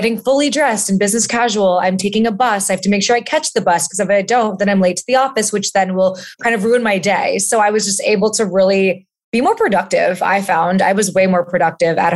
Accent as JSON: {"language": "English", "region": "Florida", "country": "United States", "also_born_or_lived": "New York City / San Francisco", "moved": "yes", "lives_now": "California, United States", "said": "I'm originally from Florida"}